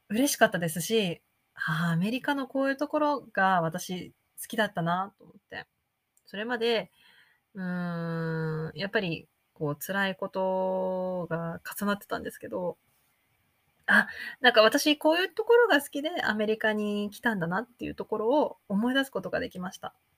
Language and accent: Japanese; Japan; first language Japanese; moved away as an adult; also born or lived in United States; 自分の母語、日本語